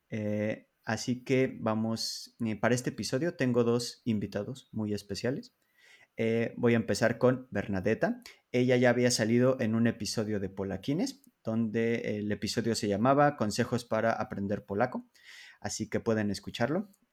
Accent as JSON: {"language": "Spanish", "country": "Mexico", "moved": "as an adult", "lives_now": "Poland", "said": "Soy un mexicano viviendo en Polonia desde el año 2013. La razón por la que me mudé a este país es porque me enamoré de una chica polaca. Me encanta vivir en Polonia"}